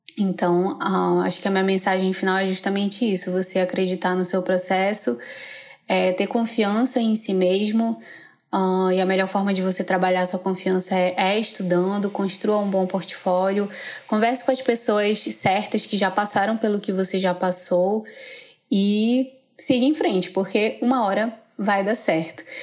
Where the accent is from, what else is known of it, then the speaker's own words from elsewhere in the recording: Manaus, Amazonas, Brazil; eu sou de Manaus